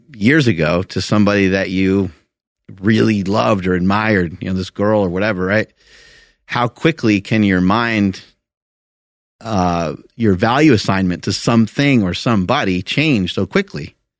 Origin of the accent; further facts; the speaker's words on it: New York, United States; I'm from New York